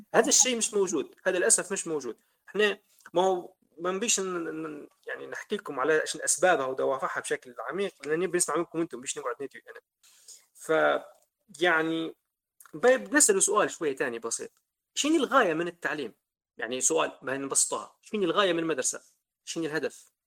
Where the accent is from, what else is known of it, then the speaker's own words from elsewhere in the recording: Libya; إحنا ليبيين